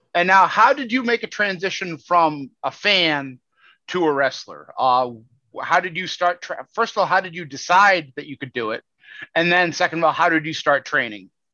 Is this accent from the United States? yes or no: yes; United States; as an American